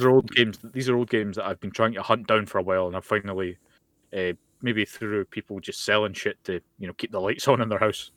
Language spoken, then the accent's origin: English; Scotland, United Kingdom; I'm Scottish and I'm very, very, I'm proud to be from Scotland